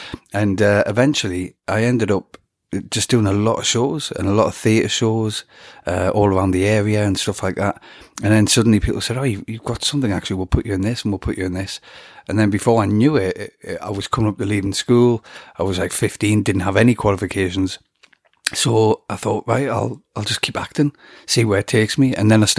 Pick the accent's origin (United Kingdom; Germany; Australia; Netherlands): United Kingdom; England; obviously I'm an Englishman and they would have had to pay the right rate.